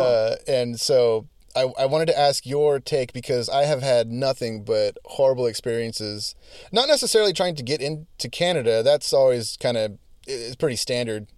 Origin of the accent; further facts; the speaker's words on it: United States; as an American